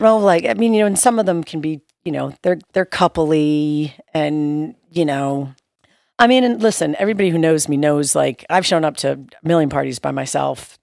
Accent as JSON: {"language": "English", "region": "New York", "country": "United States", "moved": "yes", "said": "we're from New York"}